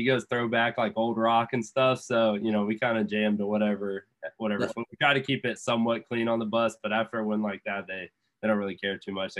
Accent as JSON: {"language": "English", "region": "Florida", "country": "United States", "said": "we're all from Florida, or most of us at least"}